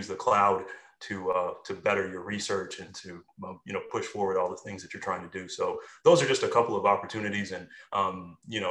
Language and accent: English; Indiana, United States; also born or lived in New York City; now in Atlanta, United States; I'm originally from Indiana, so I've had my share of snow